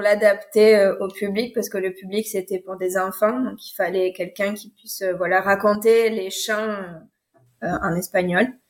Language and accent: French; France; je suis française